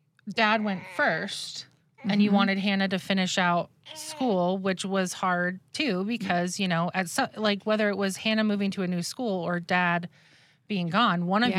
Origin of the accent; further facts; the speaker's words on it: Lewiston, Idaho, United States; born there; because I was born in Lewiston, Idaho, and we were living with Grandma Bev at the time.